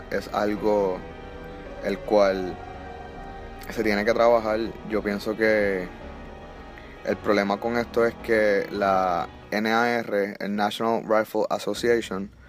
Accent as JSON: {"language": "Spanish", "country": "Puerto Rico", "moved": "yes", "lives_now": "Florida, United States", "said": "pues uno piensa, pues nos fuimos de Puerto Rico, tiene una mejor educación acá"}